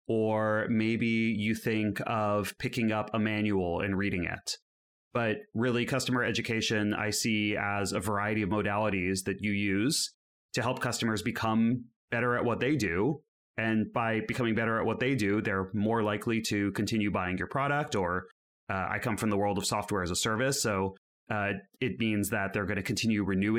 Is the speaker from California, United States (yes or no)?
yes; California, United States; now in Amsterdam, Netherlands; I'm currently living in Amsterdam, although as you can hear by my accent, I'm still a baby European. I'm out here recently from the Bay Area in the United States.